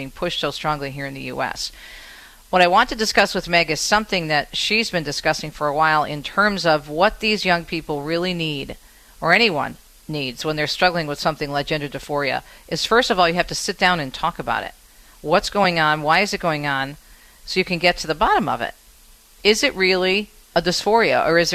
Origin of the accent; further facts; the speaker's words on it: Michigan, United States; my home state